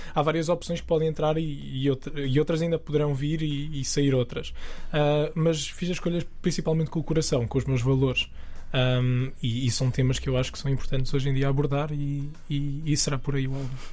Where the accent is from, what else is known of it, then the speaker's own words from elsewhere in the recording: the South, southern Portugal, Portugal; moved away as an adult; also born or lived in England; now in central Portugal; Eu sou do Sul